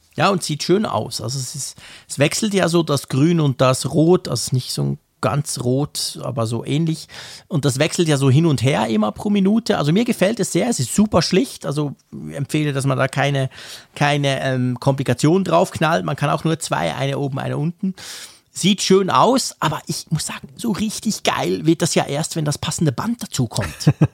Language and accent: German; Switzerland; als Schweizer